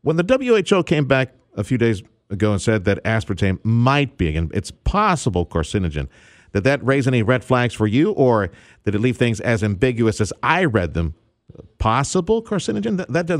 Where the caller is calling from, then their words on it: South Texas, United States; we're calling you from South Texas. I know you're in North Texas, but here in the Valley, you know, this is Diabetesville, USA.